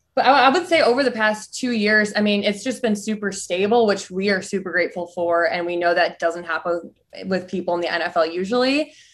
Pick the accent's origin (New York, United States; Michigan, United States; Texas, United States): Michigan, United States; I'm from Michigan.